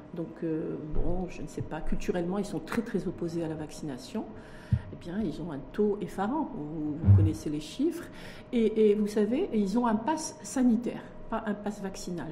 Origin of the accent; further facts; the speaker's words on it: Morocco; chez nous au Maroc